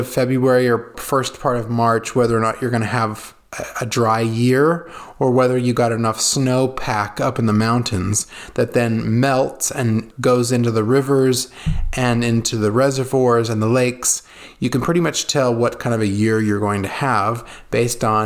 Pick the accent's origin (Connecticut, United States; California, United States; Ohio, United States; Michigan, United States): California, United States; moved away as an adult; now in Italy; growing up in California